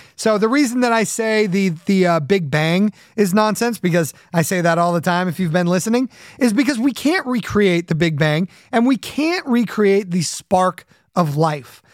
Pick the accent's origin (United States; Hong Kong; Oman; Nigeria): United States; Southern California; when I was a kid growing up in Southern California